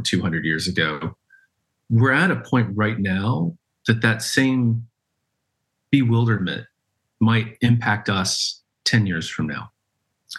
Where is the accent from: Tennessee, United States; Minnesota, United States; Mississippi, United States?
Tennessee, United States; just outside of Knoxville; I grew up in Tennessee in a town just outside of Knoxville.